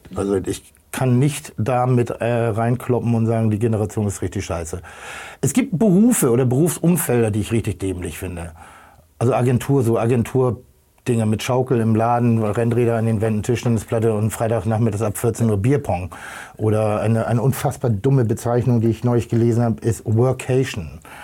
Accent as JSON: {"language": "German", "country": "Germany", "tie": "born or raised there", "also_born_or_lived": "Hamburg", "said": "ich bin, bin, bin, bin auf dem Land groß geworden"}